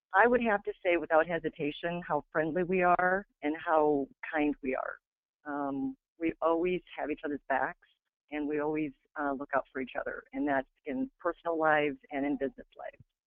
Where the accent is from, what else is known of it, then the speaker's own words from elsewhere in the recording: Iowa, United States; I'm from Iowa